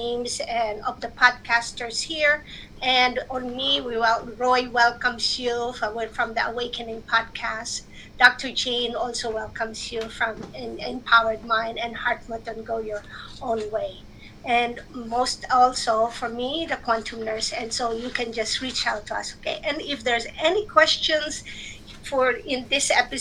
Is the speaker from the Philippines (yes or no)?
yes; Philippines; moved away; I grew up in the Philippines